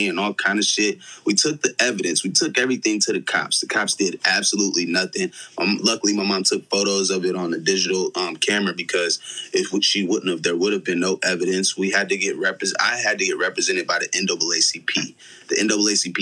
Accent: Ironton, Missouri, United States; also born or lived in St. Louis, Missouri; now in Los Angeles, United States; I grew up in Ironton, bro. I played ball in Ironton.

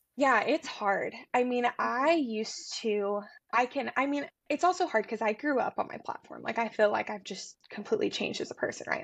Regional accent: Tennessee, United States; also born or lived in Atlanta; I'm from Tennessee

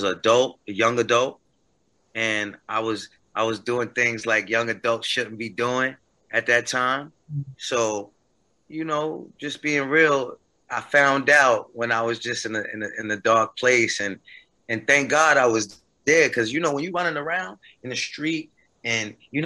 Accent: New Jersey, United States; now in North Carolina, United States; I'm from Jersey

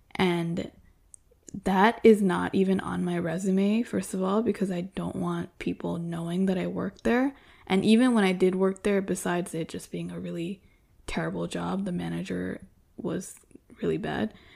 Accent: United States; an American-born girl

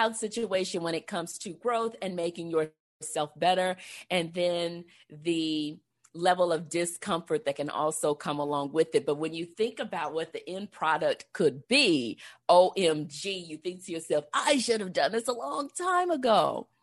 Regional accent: Texas, United States; I'm from Texas

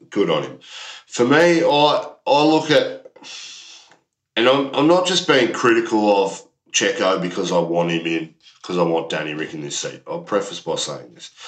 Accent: Australia; as an Aussie, I'm building up that rivalry just like the Ashes.

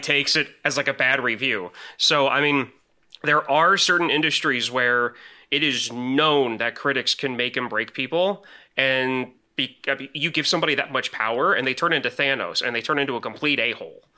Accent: Illinois, United States; moved away; I'm from Illinois originally

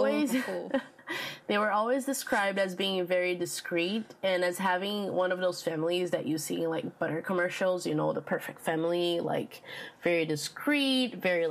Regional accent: Brazil; accent: Brazilian

